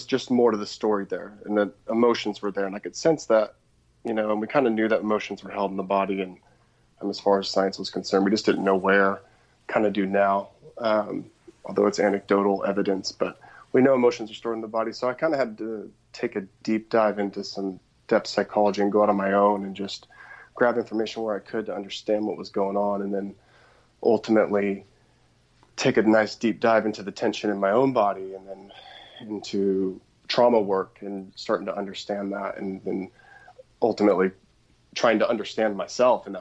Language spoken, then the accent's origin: English; outside of Portland, Oregon, United States; I grew up outside of Portland, Oregon